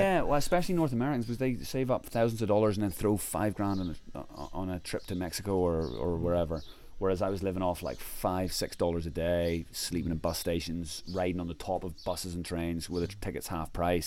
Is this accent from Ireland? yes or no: yes; Ireland; I'm from Ireland